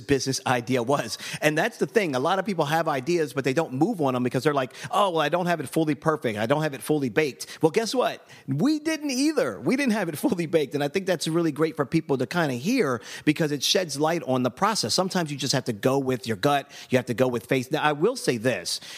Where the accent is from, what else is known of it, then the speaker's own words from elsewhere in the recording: Baltimore, Maryland, United States; I grew up in Baltimore, Maryland